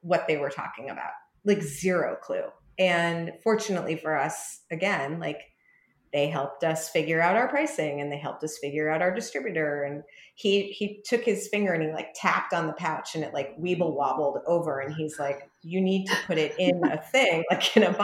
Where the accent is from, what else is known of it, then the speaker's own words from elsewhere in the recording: New York, United States; being a New Yorker